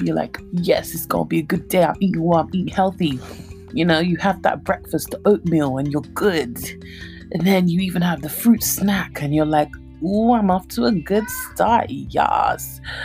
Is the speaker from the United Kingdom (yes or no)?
yes; London, United Kingdom; moved away as an adult; now in Nigeria; I was born and brought up in London. I grew up in Redbridge, Ilford